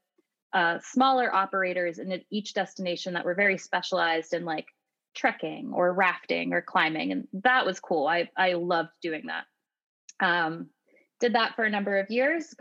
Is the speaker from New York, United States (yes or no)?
no; Pittsburgh, Pennsylvania, United States; now in Seattle, United States; I currently live in Seattle, Washington, but I was born in Pittsburgh, Pennsylvania.